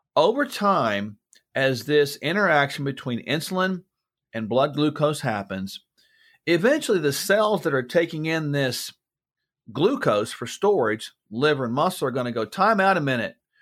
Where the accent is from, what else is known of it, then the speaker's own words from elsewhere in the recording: United States; I'm an American, yes, I'm in the U S right now